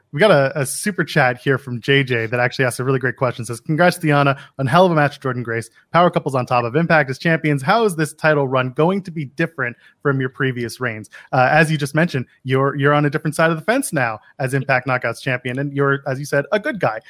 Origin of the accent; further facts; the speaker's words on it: Ottawa, Ontario, Canada; now in Toronto, Canada; I grew up in Ottawa